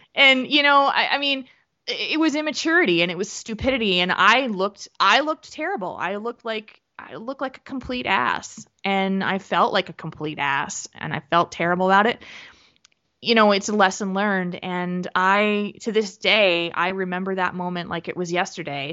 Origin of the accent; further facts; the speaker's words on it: New Jersey, United States; now in Middleton, United States; where I grew up in New Jersey